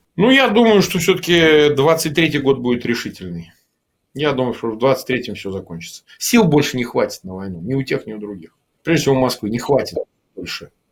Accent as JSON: {"language": "Russian", "town": "Gomel", "region": "Gomel Region", "country": "Belarus", "tie": "born or raised there", "moved": "yes", "said": "я сам вот э, детство провел в Беларуси в Гомеле"}